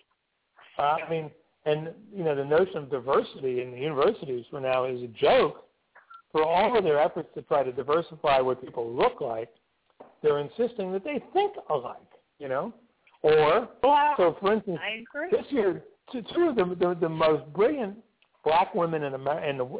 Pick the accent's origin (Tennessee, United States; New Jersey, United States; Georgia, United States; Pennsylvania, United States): New Jersey, United States; Newark; I grew up in Newark in a single-parent household in a public housing project.